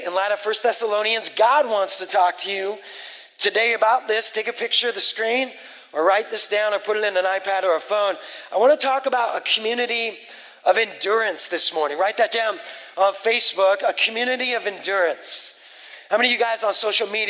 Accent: West Coast, United States; I grew up on the West Coast as an atheist for 20 years

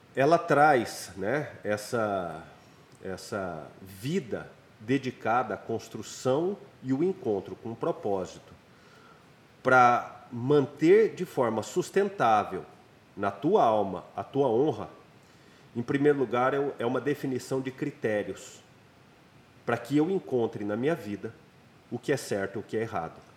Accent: Goiânia, Goiás, Brazil; Em Goiânia, né, na minha cidade natal

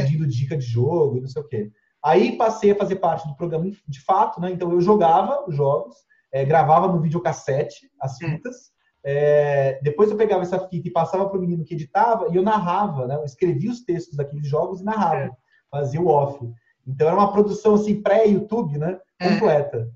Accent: Cubatão, São Paulo, Brazil; moved away as an adult; now in São Paulo, Brazil; Eu sou de uma cidade chamada Cubatão, do litoral de São Paulo

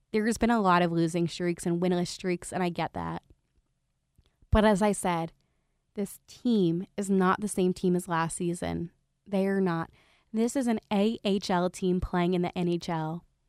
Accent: Philadelphia, Pennsylvania, United States; as a reporter, and as also a Philadelphian

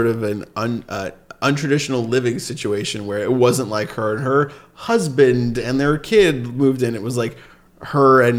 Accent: Sharon, Massachusetts, United States; I'm from Sharon, Massachusetts.

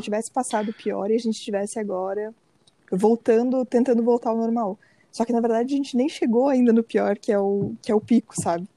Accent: Brazil; eu sou brasileira

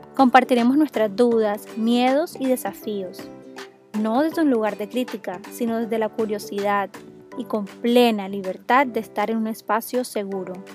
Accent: Cartagena, Bolívar, Colombia; now in Barranquilla, Colombia; yo soy de Cartagena y vivimos las dos en Barranquilla

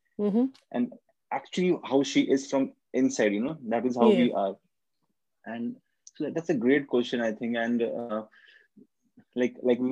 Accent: India; also born or lived in Kolkata, India; I'm from India. My country is India, and I stay in Kolkata, which is a city in India

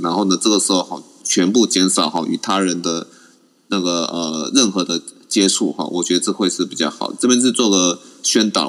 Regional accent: Taiwan; 我们台湾人在美国

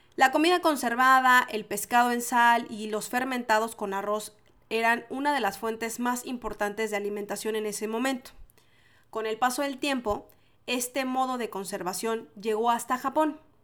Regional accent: Mexico; moved away as an adult; now in Chile; Yo soy mexicana. Y entonces en México decimos sushi.

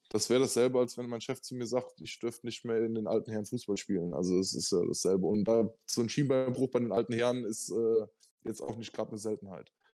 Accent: Germany; als Deutscher

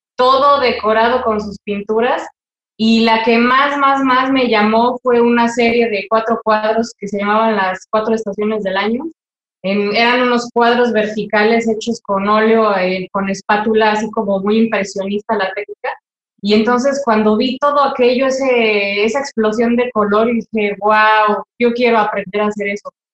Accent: Toluca, State of Mexico, Mexico; moved away as an adult; vivir fuera de mi ciudad natal

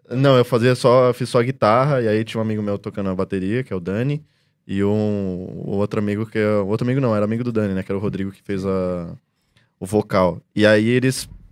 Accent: Brazil; first language Portuguese; como eu sou brasileiro

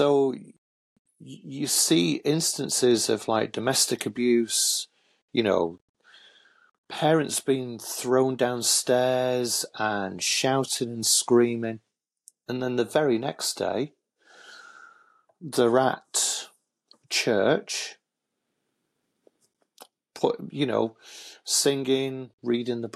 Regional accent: Hull, Yorkshire and the Humber, United Kingdom; also born or lived in Manchester; my dad remarried, and we moved from Manchester to Hull, where my dad and my stepmom and my full brother and my half-brother still reside

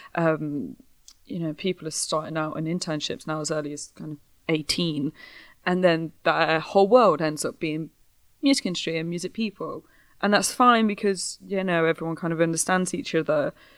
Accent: Midlands, United Kingdom; I'm from the Midlands

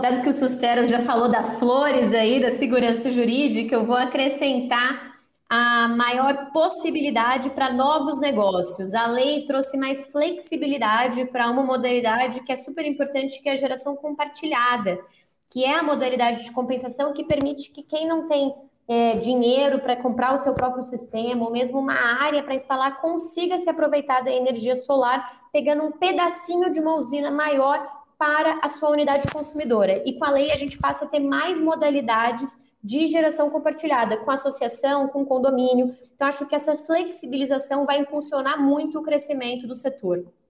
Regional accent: Minas Gerais, Brazil; também sou mineira, então também falo assim

